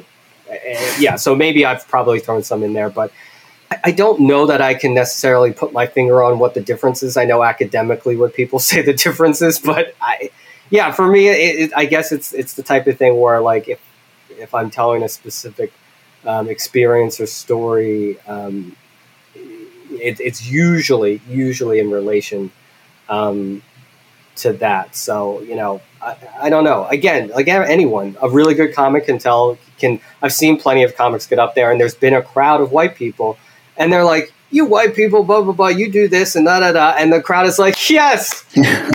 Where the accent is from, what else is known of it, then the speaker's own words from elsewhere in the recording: Philadelphia, Pennsylvania, United States; I grew up with in Philly